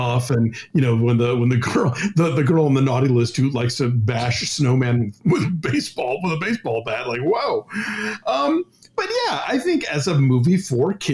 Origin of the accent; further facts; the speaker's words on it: Atlanta, Georgia, United States; now in Los Angeles, United States; I grew up in the South. In Atlanta